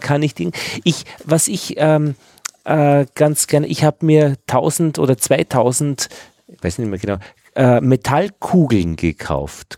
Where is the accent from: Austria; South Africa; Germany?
Austria; Upper Austria; meinem Heimatort in Oberösterreich